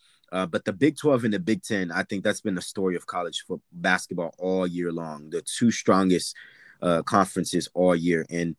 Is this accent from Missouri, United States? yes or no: no; Orlando, Florida, United States; from Orlando, my hometown